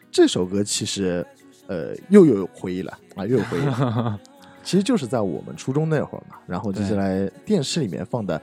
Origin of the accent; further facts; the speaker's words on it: Shanghai, China; 因为我上海人嘛